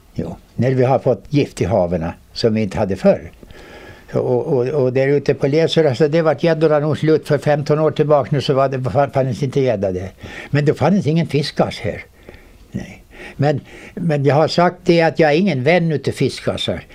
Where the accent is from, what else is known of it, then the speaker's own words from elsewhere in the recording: Vårdö, Åland Islands; där är jag född